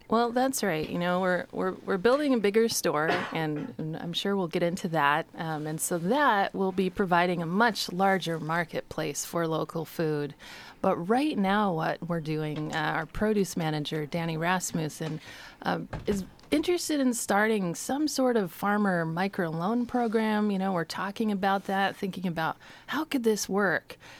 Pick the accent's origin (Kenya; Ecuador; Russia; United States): United States; Astoria, Oregon; I grew up in Astoria.